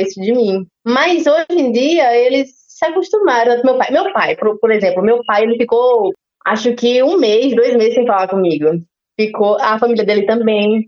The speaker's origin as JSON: {"language": "Portuguese", "town": "Guarabira", "region": "Paraíba", "country": "Brazil", "also_born_or_lived": "São Paulo", "moved": "as an adult", "said": "eu sou de Guarabira"}